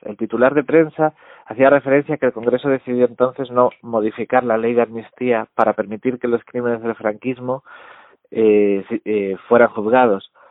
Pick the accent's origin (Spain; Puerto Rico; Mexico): Spain; Vigo, Galicia; yo soy de Vigo